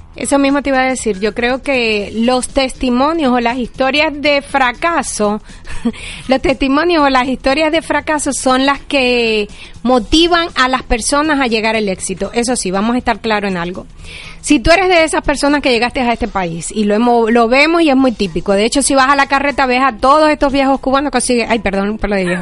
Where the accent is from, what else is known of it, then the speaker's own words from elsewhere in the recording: Venezuela; moved away as an adult; now in Miami, United States; somos venezolanos